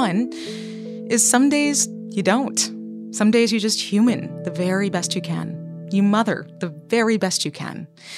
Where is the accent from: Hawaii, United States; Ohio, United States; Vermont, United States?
Vermont, United States; What are some of the things that you love about growing up in Vermont? Because I, you know, I'm somebody who longs for a lot of things, but I'm still really grateful for being raised there.